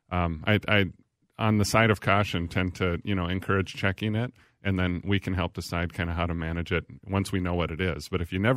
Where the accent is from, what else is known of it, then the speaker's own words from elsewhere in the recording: Little Falls, United States; from Little Falls. I'm from Little Falls.